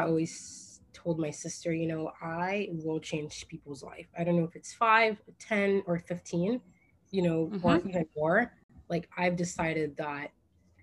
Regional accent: Port-au-Prince, Ouest, Haiti; moved away; I was raised in Port-au-Prince, Haiti for more than half of my life

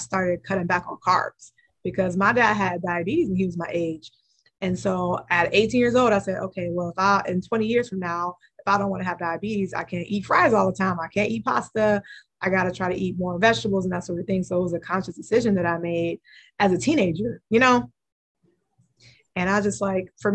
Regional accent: Cleveland, Ohio, United States; I'm from Cleveland

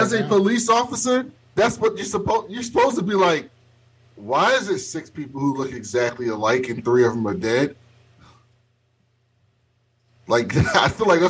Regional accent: Baltimore, Maryland, United States; I'm from Baltimore.

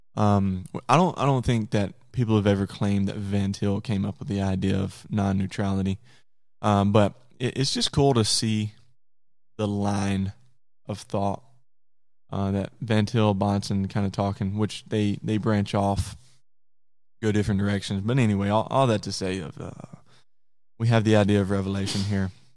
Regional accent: Conway, Arkansas, United States; I'm from Conway, Arkansas

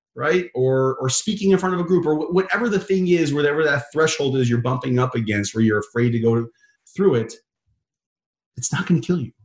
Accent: Chicago, Illinois, United States; I grew up in Chicago

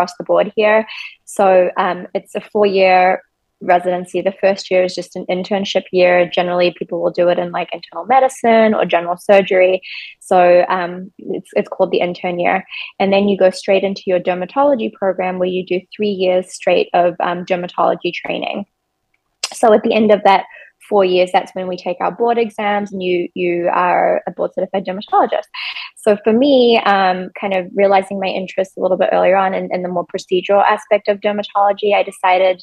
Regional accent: New Zealand; moved away as an adult; now in Chicago, United States; I'm actually originally from New Zealand.

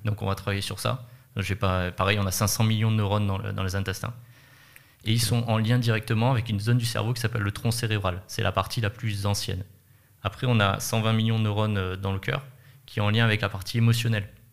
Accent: France

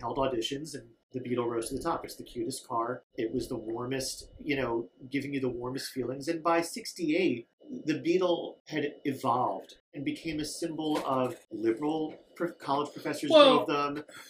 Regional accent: United Kingdom; But of course, as a man, you don't talk about those things, particularly as a British man.

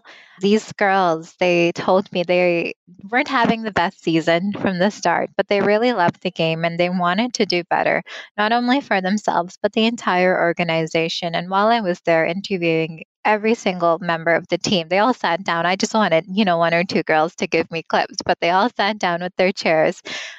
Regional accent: Canada; first language Punjabi; Being a first generation Canadian, I didn't really speak Punjabi growing up. It wasn't until I turned 19 that I kind of got a grasp of the language, and I'm still working on it. I'm still trying because it's my mother tongue

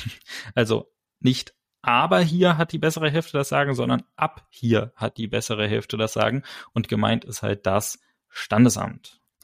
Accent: Germany; wir als Deutsche

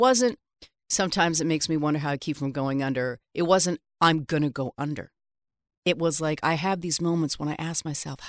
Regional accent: Vancouver, British Columbia, Canada; now in New York, United States; born and raised in Vancouver.

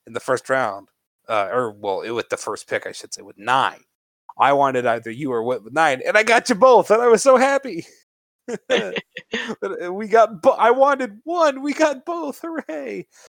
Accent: Chicagoland area, Illinois, United States; I'm from the Chicagoland area

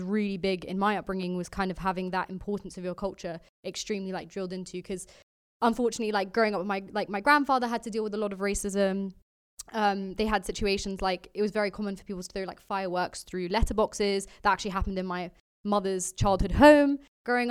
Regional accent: London, United Kingdom; also born or lived in Walthamstow; I was born in Walthamstow, grew up in North London

